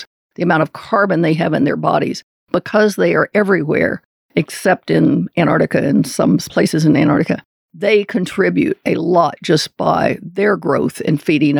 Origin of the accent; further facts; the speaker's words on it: Southeast, United States; And because I was from the Southeast and really had had no ecology classes